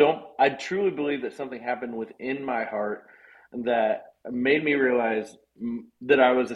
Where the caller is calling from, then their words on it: Burney, Texas, United States; I am at our offices in Burney, about 10 minutes north of San Antonio.